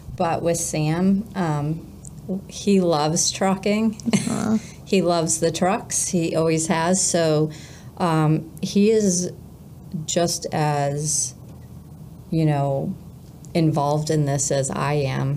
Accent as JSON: {"language": "English", "region": "New Hampshire", "country": "United States", "tie": "born or raised there", "also_born_or_lived": "Virginia / Springfield, Missouri", "said": "we're from New Hampshire"}